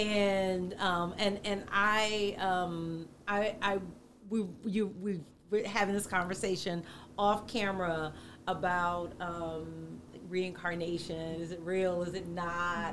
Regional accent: the South, United States; I grew up in the South

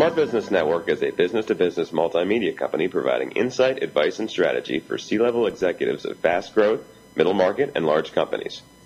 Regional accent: Philadelphia, Pennsylvania, United States; Philadelphia, my hometown, my home state of Pennsylvania.

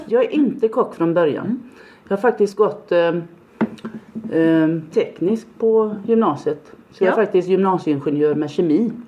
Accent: Gunnarsjö, Halland County, Sweden; now in Falkenberg, Sweden; jag är uppväxt på landet i Gunnarsjö i Varbergs, längst in i Varbergs kommun.

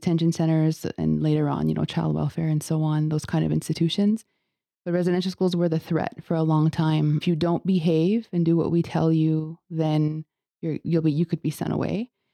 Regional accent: Kahnawake, Quebec, Canada; I'm from Ghaznawaage

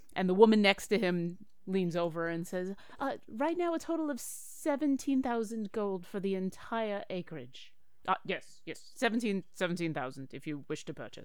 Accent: Buffalo, New York, United States; I'm from Buffalo

